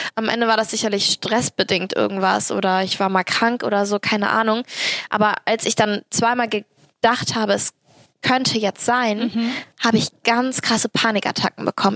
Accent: Cologne, North Rhine-Westphalia, Germany; ich bin Kölnerin und halbe Türkin

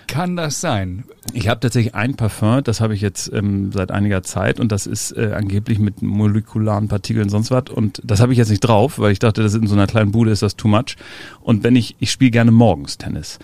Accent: Hamburg, Germany; ich bin ja in den Elbvororten aufgewachsen

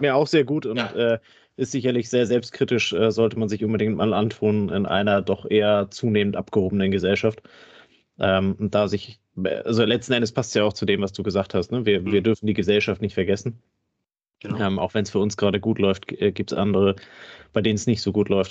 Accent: the North, Northern Germany, Germany; Ich komme ja selber aus dem Norden

